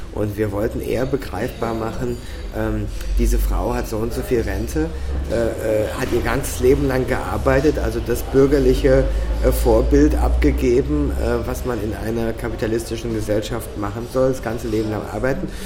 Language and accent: German; Cologne, North Rhine-Westphalia, Germany; now in Austria; bei uns in Köln